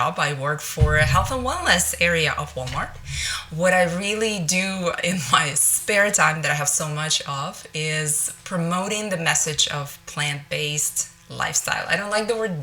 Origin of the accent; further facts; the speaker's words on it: Russia; moved away as an adult; now in Northwest Arkansas, United States; I grew up in Russia where it's meat and potatoes